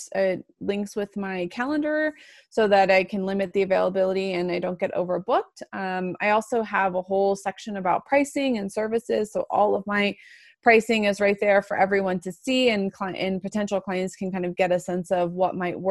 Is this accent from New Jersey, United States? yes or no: no; Florida, United States; moved away as an adult; also born or lived in Atlanta, Georgia; now in Colorado, United States; I went to law school in Atlanta and I'm from Florida